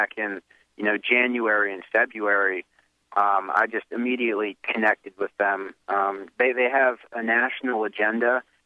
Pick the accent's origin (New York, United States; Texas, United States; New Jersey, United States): New Jersey, United States; Morristown; Morristown, New Jersey, your old town and my hometown.